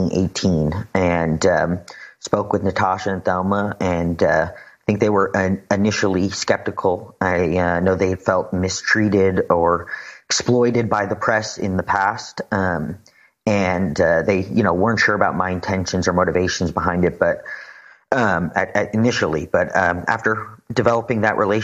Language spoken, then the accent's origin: English; Teaneck, New Jersey, United States; I grew up in Teaneck. I was born 2 years after Philip Pinell was killed. And my parents were divorced. They lived on opposite sides of the town.